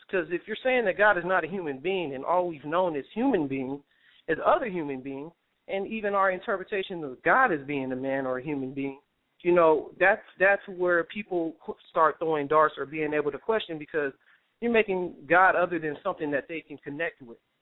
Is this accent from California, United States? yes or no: yes; California, United States; I'm from California